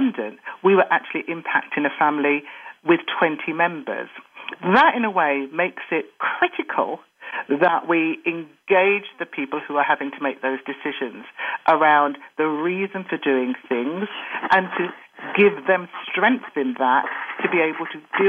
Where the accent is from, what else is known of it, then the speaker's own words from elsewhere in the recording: United Kingdom; I'm black British of Jamaican parents